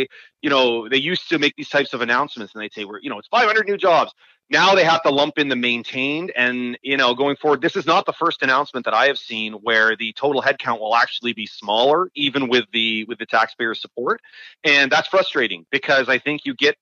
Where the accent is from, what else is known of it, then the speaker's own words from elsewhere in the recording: Waterloo Region, Ontario, Canada; I'm from the Waterloo region